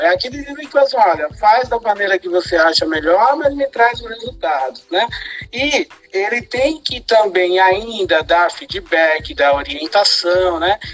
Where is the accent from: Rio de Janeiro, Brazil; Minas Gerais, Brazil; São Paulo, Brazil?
São Paulo, Brazil; Sorocaba; now in Santos, Brazil; eu nasci em Sorocaba, né? E agora eu, eu vivo em Santos